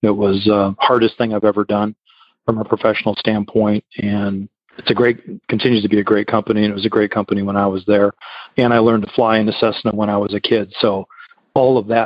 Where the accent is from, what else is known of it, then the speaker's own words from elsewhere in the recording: Illinois, United States; moved away as an adult; also born or lived in Florida / Kansas; now in Texas, United States; growing up in Illinois